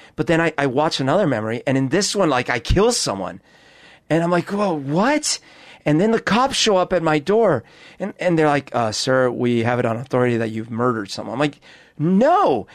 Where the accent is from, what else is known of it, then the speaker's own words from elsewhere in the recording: Bogotá, Colombia; now in Seattle, United States; I grew up in Bogota.